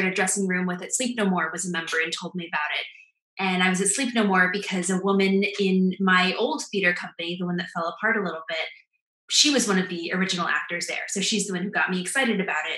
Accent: Madison, Wisconsin, United States; moved away as an adult; now in New York, United States; I'm from Madison, Wisconsin, which is a college town

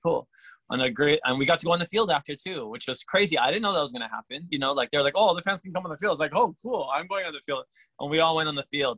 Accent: Hawaii, United States; I'm Hawaiian, I'm, I'm local. I went to Kamehameha, I played sports

